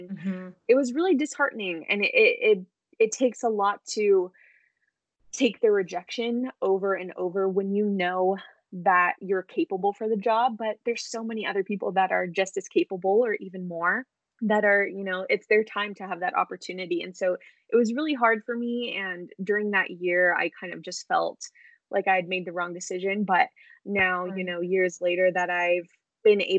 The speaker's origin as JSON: {"language": "English", "region": "Southern California", "country": "United States", "tie": "born or raised there", "said": "I'm from California, Southern California, born and raised here, never lived anywhere else."}